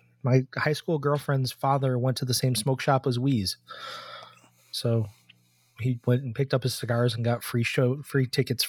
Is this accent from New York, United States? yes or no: yes; Rochester, New York, United States; I'm from Rochester.